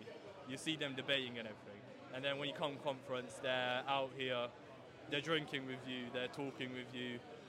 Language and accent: English; Bristol, South West England, United Kingdom; I'm from Bristol